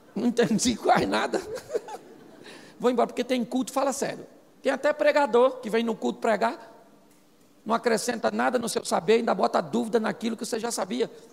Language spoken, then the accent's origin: Portuguese; Rio de Janeiro, Brazil; Eu sou carioca